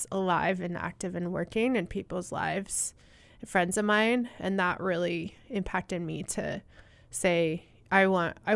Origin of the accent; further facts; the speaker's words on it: Southwest, United States; I grew up in the Southwest uh, in Utah, Colorado, and Arizona.